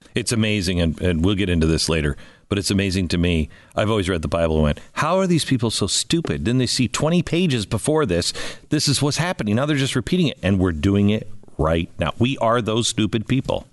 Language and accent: English; Seattle, Washington, United States; moved away; I grew up in Seattle